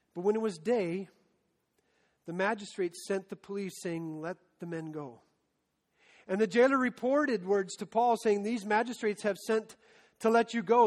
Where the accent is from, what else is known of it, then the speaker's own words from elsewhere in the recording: Story City, Iowa, United States; when I was 16, I was part of a high school ministry in my hometown of Story City